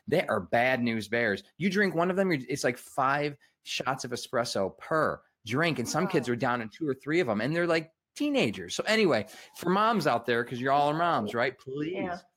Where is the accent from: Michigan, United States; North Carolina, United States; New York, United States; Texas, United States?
Michigan, United States; I'm from Michigan, we call it pop